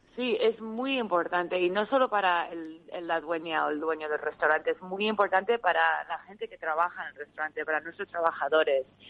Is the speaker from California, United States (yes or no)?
no; Arizona, United States; moved away as an adult; also born or lived in León, Spain; now in Madrid, Spain; soy de Arizona